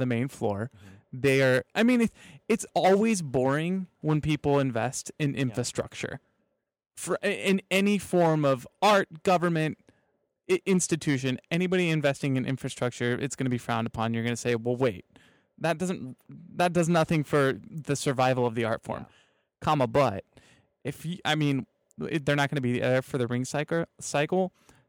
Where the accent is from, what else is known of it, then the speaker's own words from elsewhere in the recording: Southern Kansas, United States; I'm from Southern Kansas